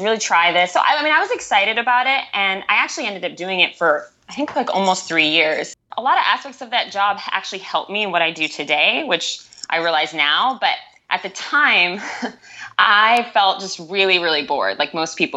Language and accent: English; Northern Bay Area, Northern California, United States; I'm from the Northern Bay Area, so Northern California.